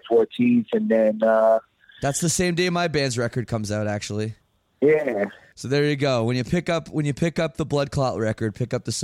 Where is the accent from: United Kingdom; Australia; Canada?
Canada; I'm Canadian.